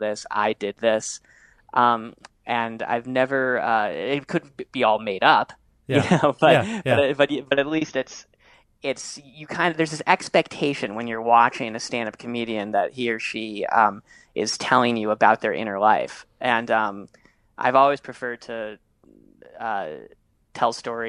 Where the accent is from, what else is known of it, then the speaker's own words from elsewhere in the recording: New York City, New York, United States; I grew up in New York City